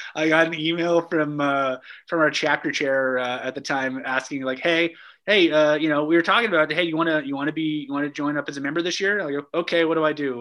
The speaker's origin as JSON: {"language": "English", "town": "Calgary", "region": "Alberta", "country": "Canada", "tie": "born or raised there", "said": "I grew up in Calgary in the '80s"}